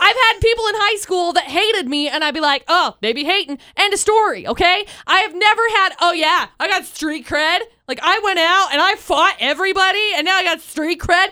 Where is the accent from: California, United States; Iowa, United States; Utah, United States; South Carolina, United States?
Utah, United States; Tremonton; I grew up in Tremont and I graduated from Bear River High School